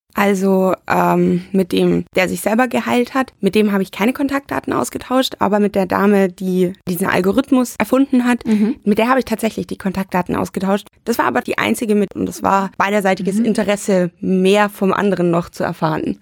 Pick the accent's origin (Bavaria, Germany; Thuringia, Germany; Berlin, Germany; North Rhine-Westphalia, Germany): Bavaria, Germany; moved away as an adult; now in Düsseldorf, Germany; Ich komme ursprünglich aus Bayern. Ich bin damals auf dem Land groß geworden